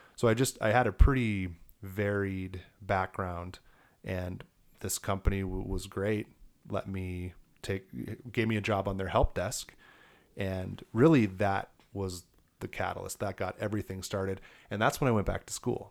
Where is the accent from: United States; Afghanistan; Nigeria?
United States; Elizabeth, Colorado; also born or lived in Milwaukee, Wisconsin; Grew up in Elizabeth